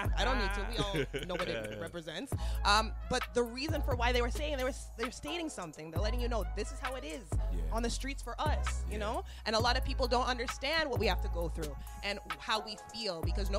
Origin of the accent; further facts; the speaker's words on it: Richmond Hill, Ontario, Canada; as a black girl growing up in Richmond Hill, you know, in the GTA